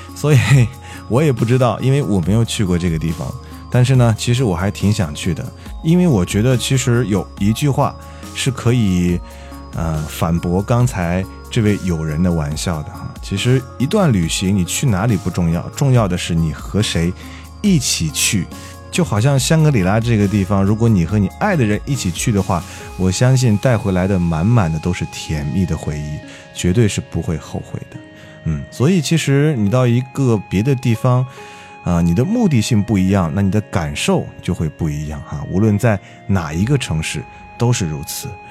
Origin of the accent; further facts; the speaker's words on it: Xi'an, Shaanxi, China; 来自我们西安本土的一位摇滚歌手